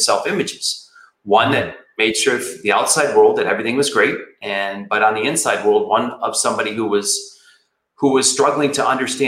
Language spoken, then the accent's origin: English; Flint, Michigan, United States; I grew up in Flint, Michigan